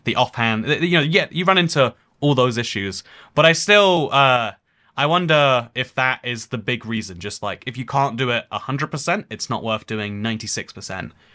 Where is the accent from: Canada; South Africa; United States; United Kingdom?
United Kingdom; England; I'm from England, but also the U K, but also Europe as a continent.